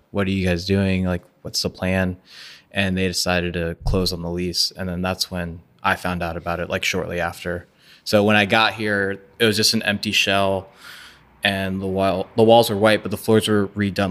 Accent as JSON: {"language": "English", "town": "Orlando", "region": "Florida", "country": "United States", "tie": "born or raised there", "said": "I grew up in East Orlando"}